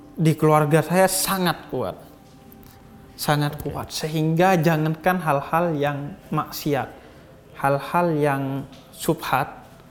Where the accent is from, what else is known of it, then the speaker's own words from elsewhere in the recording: East Java, Indonesia; di Jawa Timur di kampung saya